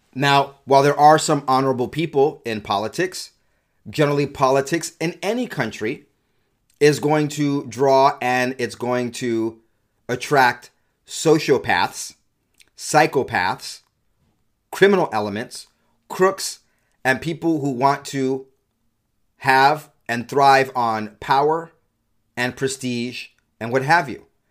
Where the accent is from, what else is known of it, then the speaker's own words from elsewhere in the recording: California, United States; now in Utah, United States; I'm from California, moved to Utah, stopgap before I eventually become a Texan